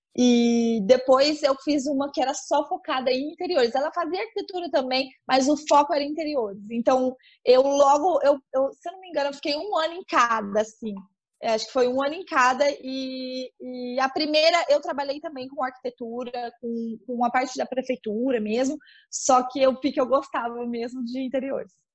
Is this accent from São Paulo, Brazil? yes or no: yes; São José do Rio Preto, São Paulo, Brazil; eu sou de São José do Rio Preto, no interior de São Paulo